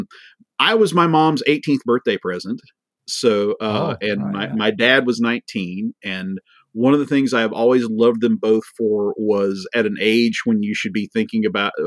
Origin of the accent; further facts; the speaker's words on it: United States; as an American